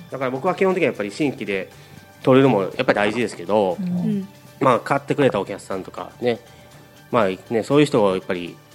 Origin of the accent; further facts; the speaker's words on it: Kansai, Japan; 僕関西人なんで、